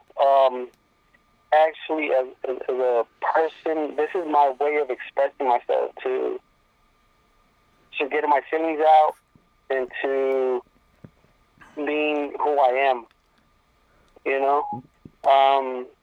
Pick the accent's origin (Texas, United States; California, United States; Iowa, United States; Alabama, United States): California, United States; Lancaster; English is a second language; also born or lived in Berumbo, Guanajuato, Mexico; I'm from Lancaster, California